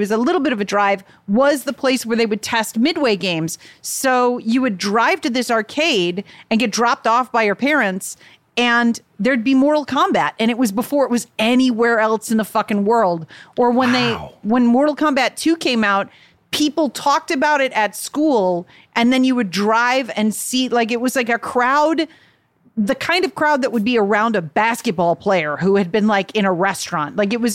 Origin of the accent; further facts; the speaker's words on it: Chicago, Illinois, United States; I grew up in Chicago